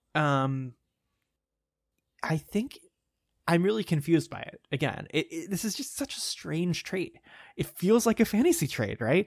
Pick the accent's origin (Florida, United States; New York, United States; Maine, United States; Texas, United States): Texas, United States; I grew up in Texas